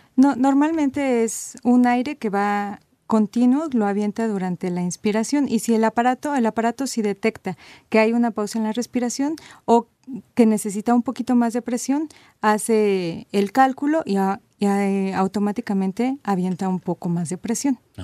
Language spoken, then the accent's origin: Spanish; Mexico; nosotros los mexicanos